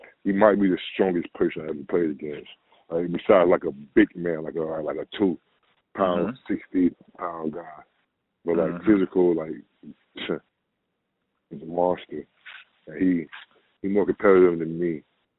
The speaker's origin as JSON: {"language": "English", "town": "Cocoa Beach", "region": "Florida", "country": "United States", "tie": "born or raised there", "also_born_or_lived": "Greece / Russia / Hungary", "moved": "as an adult", "said": "Yeah, Florida. I'm in my hometown, Cocoa Beach."}